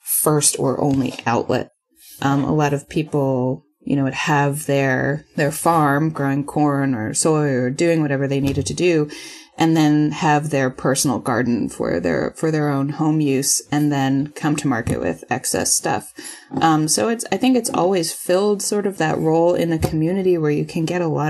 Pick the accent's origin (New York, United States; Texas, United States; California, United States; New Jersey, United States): New York, United States; moved away as an adult; also born or lived in Boston; now in Austin, United States; I'm from New York and went to school in Boston